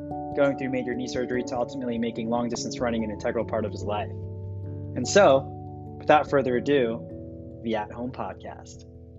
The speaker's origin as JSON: {"language": "English", "area": "Long Island", "region": "New York", "country": "United States", "tie": "born or raised there", "moved": "yes", "lives_now": "San Francisco, United States", "said": "Paolo and I grew up on Long Island together"}